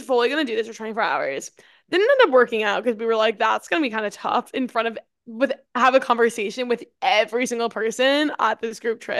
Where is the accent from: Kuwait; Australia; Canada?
Australia; Sydney, New South Wales; I'm literally from Sydney, Australia.